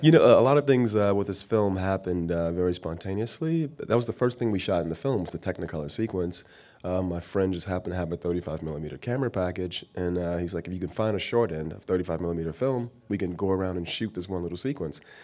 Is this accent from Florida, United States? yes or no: yes; Miami, Florida, United States; now in San Francisco, United States; I'm born and raised in Miami, Florida.